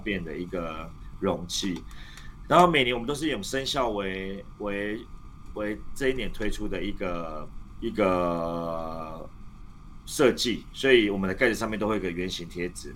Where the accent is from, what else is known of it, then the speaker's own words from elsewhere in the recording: Taiwan; 我们台湾人